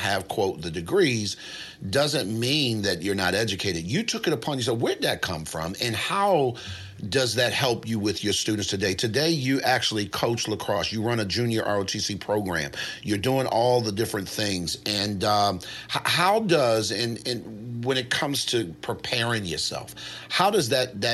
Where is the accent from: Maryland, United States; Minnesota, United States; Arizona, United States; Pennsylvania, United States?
Maryland, United States; Baltimore; I'm from Baltimore.